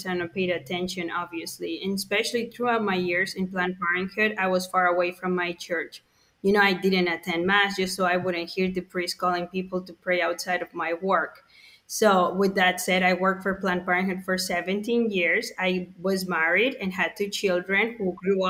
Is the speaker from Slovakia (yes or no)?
no; Mexico City, Mexico; moved away; I'm Mexican. I was born in Mexico City